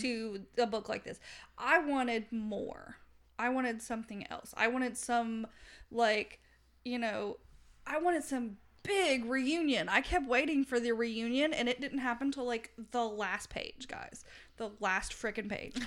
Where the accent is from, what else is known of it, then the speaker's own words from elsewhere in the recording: Southern United States, United States; accent: Southern; my Southern accent